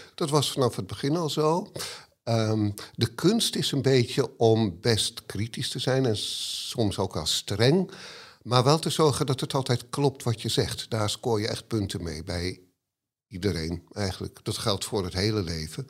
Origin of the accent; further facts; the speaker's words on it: Amsterdam, North Holland, Netherlands; ik ben geboren en getogen in Hartje Amsterdam